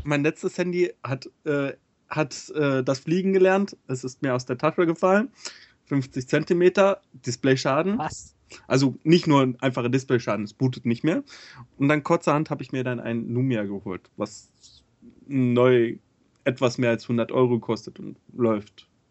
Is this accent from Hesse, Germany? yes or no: yes; Hesse, Germany; now in Bavaria, Germany; ich als Hesse